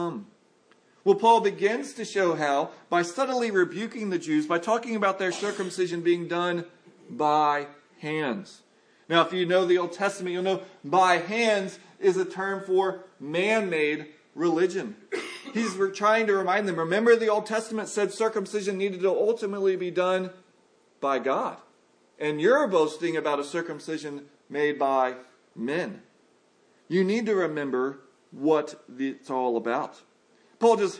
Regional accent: United States; I'm an American

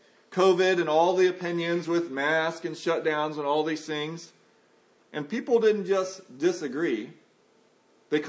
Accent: United States; I'm an American

